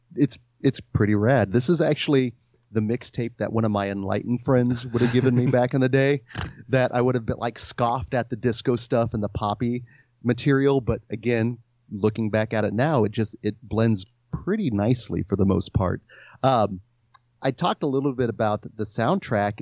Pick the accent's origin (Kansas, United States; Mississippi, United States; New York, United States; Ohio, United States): Kansas, United States; Stanley; I grew up in Stanley, Kansas, which does not exist anymore